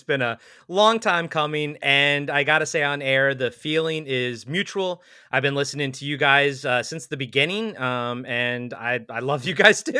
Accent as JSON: {"language": "English", "region": "Maryland", "country": "United States", "moved": "yes", "lives_now": "Oregon, United States", "said": "I am from Maryland"}